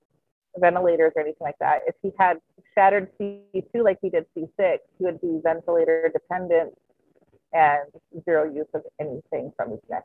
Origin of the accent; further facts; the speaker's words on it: Alberta, Canada; moved away as an adult; now in Michigan, United States; I grew up in Alberta, Canada.